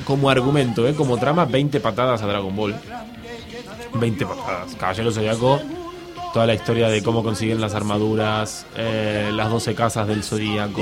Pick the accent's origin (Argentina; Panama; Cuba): Argentina; moved away; soy argentino